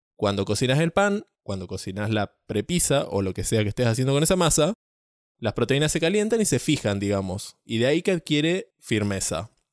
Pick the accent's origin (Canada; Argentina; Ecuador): Argentina; San Antonio Este, Río Negro; now in Córdoba, Argentina; me vine a pasar las vacaciones a mi pueblo